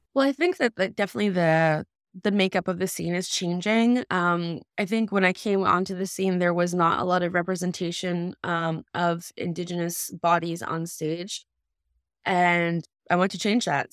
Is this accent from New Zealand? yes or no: no; Kahnawake, Quebec, Canada; also born or lived in United States; I was born in the States, but I was raised in Ganawage, which is a Mohawk reserve just outside of Montreal.